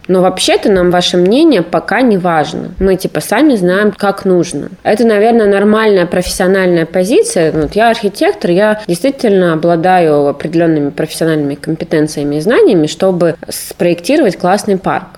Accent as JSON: {"language": "Russian", "town": "Novokuznetsk", "region": "Kemerovo Oblast", "country": "Russia", "tie": "born or raised there", "also_born_or_lived": "Prokopyevsk", "moved": "as an adult", "lives_now": "Novosibirsk, Russia", "said": "Я родом из Новокузнецка, вообще из города Прокопьевска, если быть точным, но считаю себя новокузнечанкой до сих пор, хотя не живу там с окончания школы"}